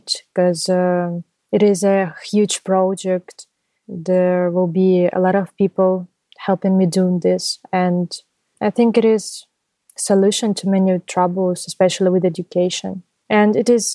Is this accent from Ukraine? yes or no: yes; Zaporizhzhia, Zaporizhzhia Oblast, Ukraine; I'm from Ukraine, from Zaporizhia